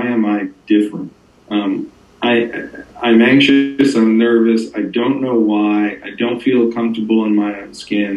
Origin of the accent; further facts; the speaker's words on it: Northern New Jersey, United States; I grew up in Northern New Jersey